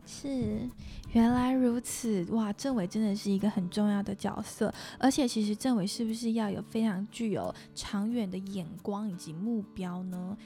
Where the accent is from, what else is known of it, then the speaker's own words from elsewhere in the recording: Singapore; moved away; 我其实不是在台湾长大的孩子，我在新加坡长大